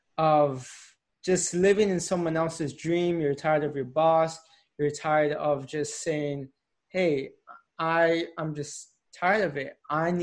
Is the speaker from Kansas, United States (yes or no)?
no; Tampa, Florida, United States; moved away as an adult; now in Philadelphia, United States; I was born and raised in Tampa, lived in Tampa all my life.